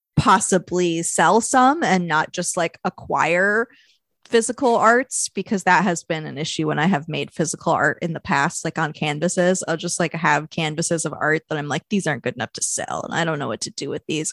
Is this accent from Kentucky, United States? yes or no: yes; Louisville, Kentucky, United States; my hometown of Louisville, Kentucky